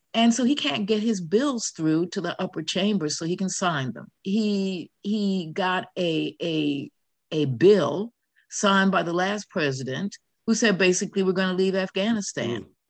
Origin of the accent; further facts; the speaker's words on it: Chicago, Illinois, United States; also born or lived in New York; now in United Kingdom; I'm from Chicago too